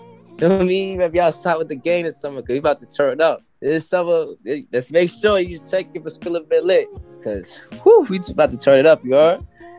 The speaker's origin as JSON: {"language": "English", "town": "Brooklyn", "region": "New York", "country": "United States", "also_born_or_lived": "Bronx / Queens / White Plains", "said": "I'm from Brooklyn, from Crown Heights, Brooklyn. Eastern Parkway, between Albany and Troy. That's where I'm originally from. But I lived around a lot of places in New York."}